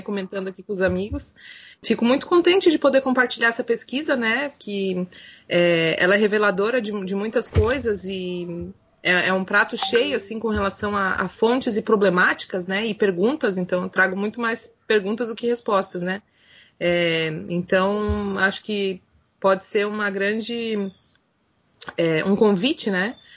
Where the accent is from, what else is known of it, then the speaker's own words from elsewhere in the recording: Brazil; nós, como brasileiros e latino-americanos